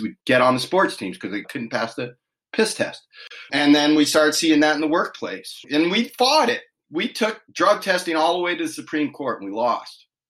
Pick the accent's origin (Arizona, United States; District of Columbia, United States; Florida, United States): District of Columbia, United States; Washington; moved away as an adult; now in California, United States; I grew up in Washington, D.C. area, so I was very far from home.